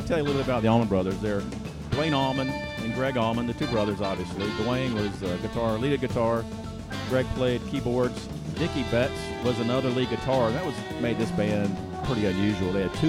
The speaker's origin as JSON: {"language": "English", "town": "Atlanta", "region": "Georgia", "country": "United States", "tie": "born or raised there", "said": "Born and raised in Atlanta, GA."}